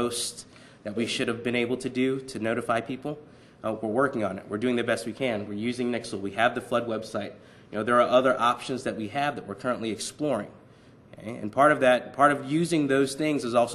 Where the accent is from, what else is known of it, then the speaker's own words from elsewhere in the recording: Virginia Beach, Virginia, United States; now in Norfolk, United States; I grew up in Virginia Beach